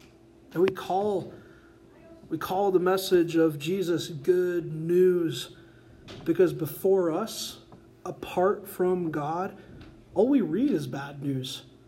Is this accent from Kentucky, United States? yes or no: no; Colorado, United States; I've never murdered someone, and in fact, I'm from Colorado, and I use my blinker in traffic, so I'm a saint.